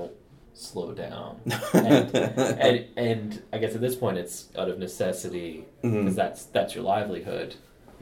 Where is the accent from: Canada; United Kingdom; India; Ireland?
Canada; I'm Canadian.